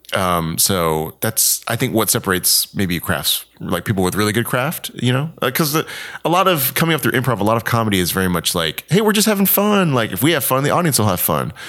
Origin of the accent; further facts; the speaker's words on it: Houston, Texas, United States; moved away as an adult; also born or lived in Columbus, Mississippi / Raleigh, North Carolina / Winston-Salem, North Carolina / New York City; now in Los Angeles, United States; I grew up in Houston, Texas